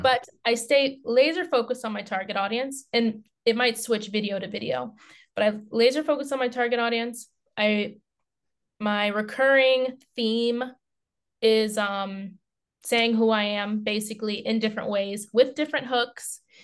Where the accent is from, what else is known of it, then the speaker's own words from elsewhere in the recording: United States; now in Finland; an active life in Finland as an American